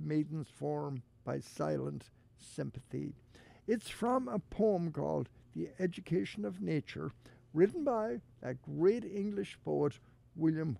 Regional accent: Ballinrobe, County Mayo, Connacht, Ireland; now in Cleveland, United States; County Mayo, my hometown

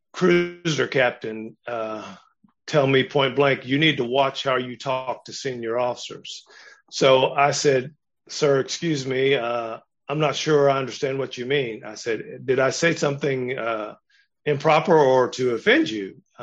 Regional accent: San Diego, California, United States; I grew up in San Diego. I grew up in Navy towns. I'd been around white people all my life.

